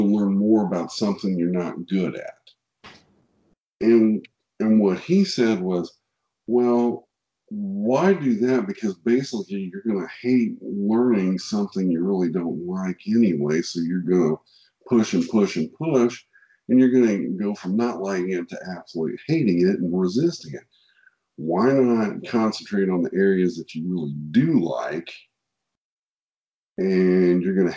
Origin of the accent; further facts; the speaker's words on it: Kansas City, Missouri, United States; I'm from Kansas City. So I'm from Kansas City. So barbecue is a way of life here in Kansas City.